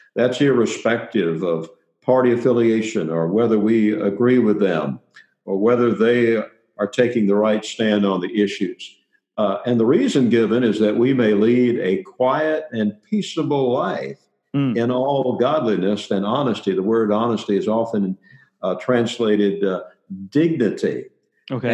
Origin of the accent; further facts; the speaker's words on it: Middle Tennessee, United States; I grew up in Middle Tennessee